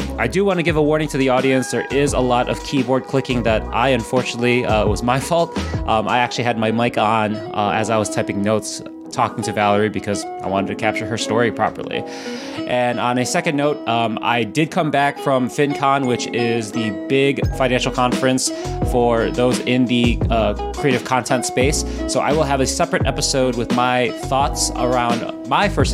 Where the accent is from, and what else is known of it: Chicago, Illinois, United States; born or raised there